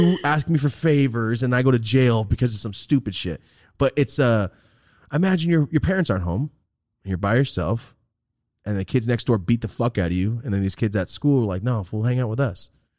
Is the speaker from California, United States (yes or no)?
yes; Merced, California, United States; Cause like me, I'm from Merced. It's fucking gang town, but I never joined no gang.